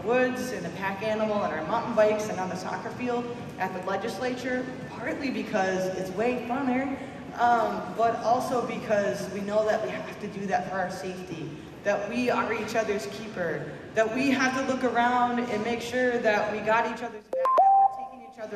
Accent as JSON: {"language": "English", "town": "Duluth", "region": "Minnesota", "country": "United States", "tie": "born or raised there", "also_born_or_lived": "Grand Portage, Minnesota", "said": "I come from this place from Grand Portage. I'm also a descendant of Fond du Lac, but I'm hail in my hometown of Duluth"}